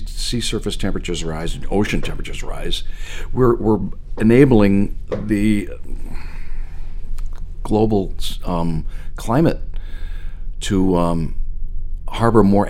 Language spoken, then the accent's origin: English; outside of Boston, Massachusetts, United States; moved away as an adult; now in Portland, Maine, United States; when I grew up outside of Boston, I grew up outside of Boston, came back to Boston as a professional